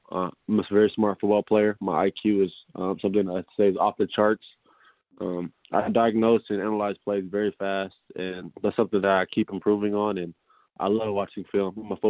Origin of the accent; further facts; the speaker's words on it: San Diego, California, United States; growing up in San Diego and going to San Diego State.